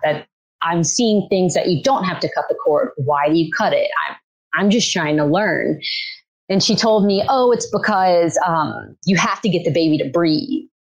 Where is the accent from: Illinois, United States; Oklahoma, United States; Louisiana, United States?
Louisiana, United States; I grew up in Louisiana, have been in the same city, town since I was born